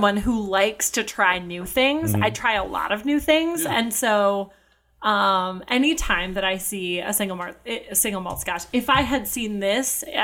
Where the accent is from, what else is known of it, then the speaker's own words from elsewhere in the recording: Minnesota, United States; now in Chicago, United States; I am from Minnesota